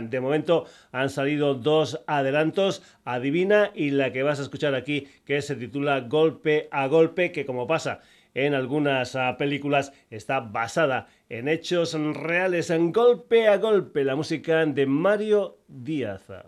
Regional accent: Burguillos del Cerro, Extremadura, Spain; gente de Extremadura, de mi tierra, muy muy cerquita de mi pueblo, Burguillos del Cerro

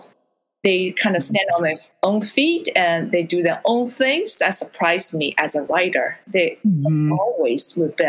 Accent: China; moved away; I grew up under censorship in China

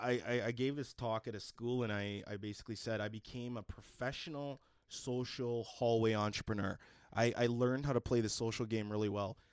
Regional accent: Edmonton, Alberta, Canada; I grew up in Mill Woods

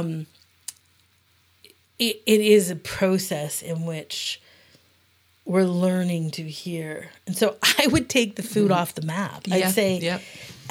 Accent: Yukon, Canada; I come from the Yukon, a Canadian community that has a very distinct culture

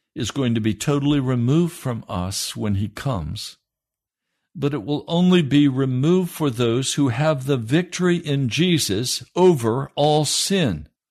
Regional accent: United States; we proud Americans

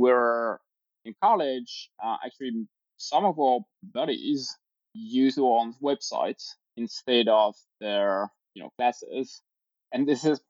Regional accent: France; moved away as an adult; also born or lived in Normandy, France / Provence, France / Sydney, Australia / Paris, France; now in New York, United States; I was born in France, lived in a small, you know, village. Then we moved around. I spent part of my life in Provence, very nice area, and then studied in the south of France

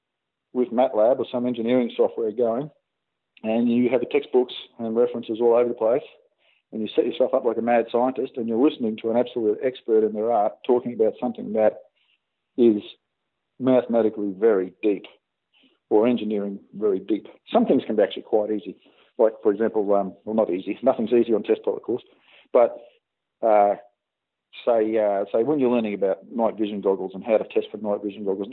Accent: Australia; from Australia

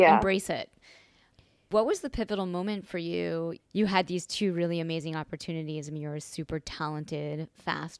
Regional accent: Long Island, New York, United States; I'm from New York and Long Island

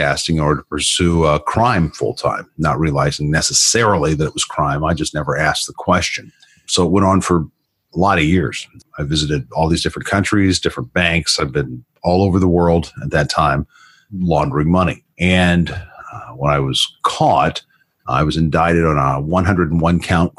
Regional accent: Florida, United States; moved away; also born or lived in Colorado; I grew up in the South in Florida

